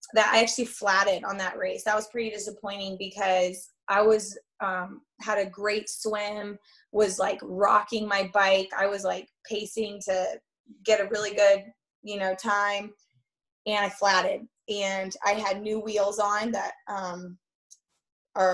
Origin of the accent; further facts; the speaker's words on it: Boulder, Colorado, United States; I'm from Boulder.